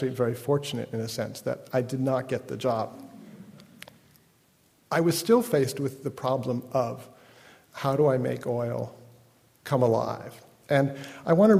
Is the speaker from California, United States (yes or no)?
yes; California, United States; I'm a Californian